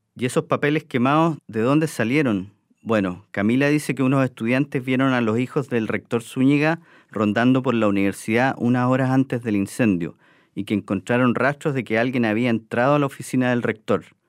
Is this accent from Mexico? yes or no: no; Chile; Nosotros los chilenos